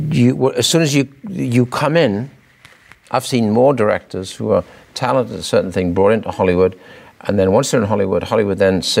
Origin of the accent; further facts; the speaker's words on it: the north of England, United Kingdom; being Northerner